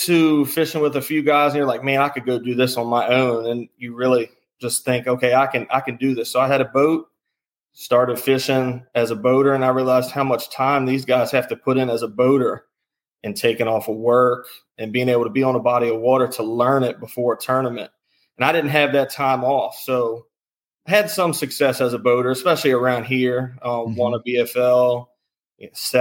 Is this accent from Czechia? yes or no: no; Charles County, Maryland, United States; I'm from Maryland. I've always been in the Charles County area. I'm still in the Charles County area.